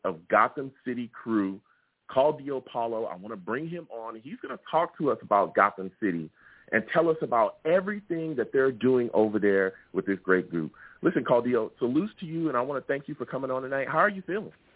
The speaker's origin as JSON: {"language": "English", "region": "California", "country": "United States", "tie": "born or raised there", "said": "I am a football fan that lives in California. I grew up in California."}